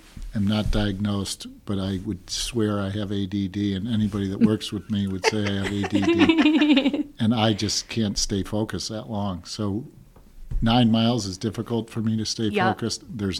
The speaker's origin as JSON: {"language": "English", "town": "New Hartford", "region": "New York", "country": "United States", "tie": "born or raised there", "lives_now": "Clinton, United States", "said": "I grew up in New Hartford, so the reason actually I moved to Clinton was that the teachers were still in the New Hartford High School."}